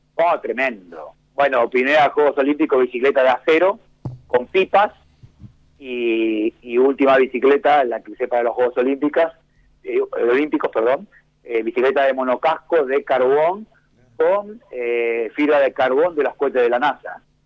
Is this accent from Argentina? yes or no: yes; Mar del Plata, Buenos Aires Province, Argentina; soy una platense